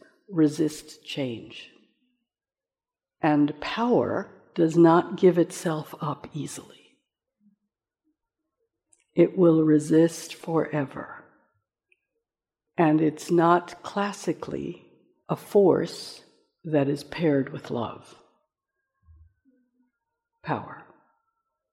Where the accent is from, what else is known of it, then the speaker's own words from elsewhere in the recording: Jamaica; now in United States; I come from Jamaica, which is a culture in which races have mixed for many generations